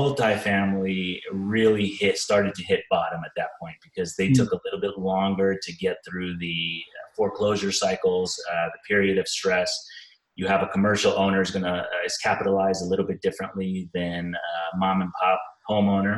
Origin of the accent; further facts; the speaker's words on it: Bay Area, California, United States; moved away as an adult; now in Arizona, United States; I'm originally from the Bay Area